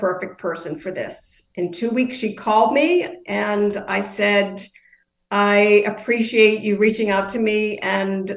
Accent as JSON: {"language": "English", "region": "Maine", "country": "United States", "tie": "born or raised there", "also_born_or_lived": "Maryland", "said": "returned to my home state of Maine"}